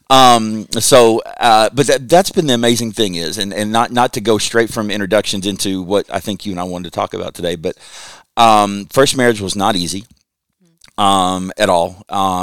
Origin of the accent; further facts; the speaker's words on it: Lexington, Kentucky, United States; I grew up in Kentucky, lived in Lexington